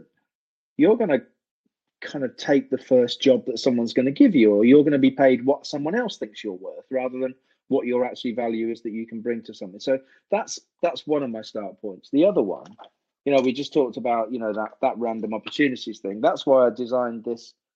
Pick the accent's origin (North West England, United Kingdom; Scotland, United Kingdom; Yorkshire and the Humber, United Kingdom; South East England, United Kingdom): South East England, United Kingdom; Aylesbury; moved away as an adult; also born or lived in North Wales; going away from my hometown of Aylesbury to North Wales, I kind of never really went back down south